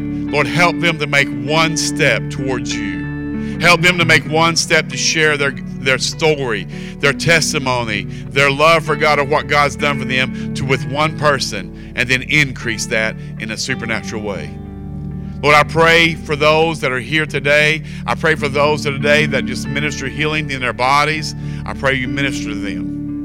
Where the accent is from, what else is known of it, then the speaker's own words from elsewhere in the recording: Kentucky, United States; We're from Kentucky.